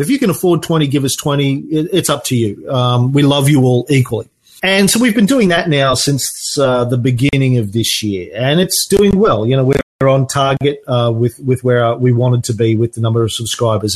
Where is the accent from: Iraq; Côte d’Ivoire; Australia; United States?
Australia; I'm an Aussie